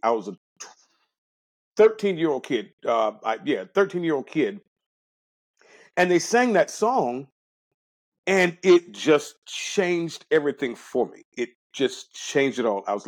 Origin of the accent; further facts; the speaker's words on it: Jacksonville, Florida, United States; I'm born and raised in Jacksonville.